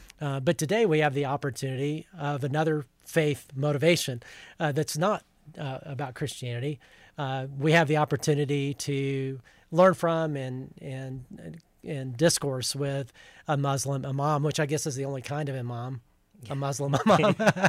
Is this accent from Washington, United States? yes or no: no; Huntsville, Alabama, United States; now in Plano, United States; I grew up in Huntsville, Alabama.